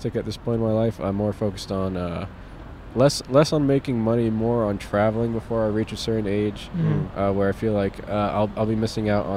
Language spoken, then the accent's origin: English; Glendale, California, United States; I was born here